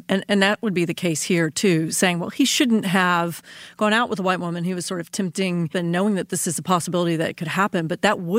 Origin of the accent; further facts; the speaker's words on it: Texas, United States; I'm from Texas